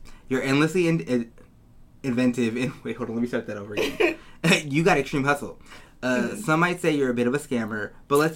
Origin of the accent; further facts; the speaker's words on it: Downey, California, United States; I'm from Downey